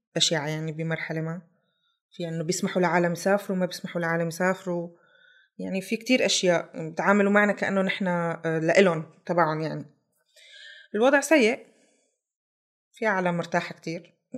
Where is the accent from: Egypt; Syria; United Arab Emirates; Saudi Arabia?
Syria; moved away as an adult; now in Germany; طلعت من سوريا ب، ألف، ب نيسان ألفين وثلاثة عشر